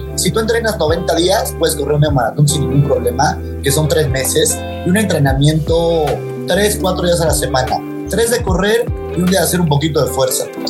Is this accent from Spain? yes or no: no; Mexico; como mexicano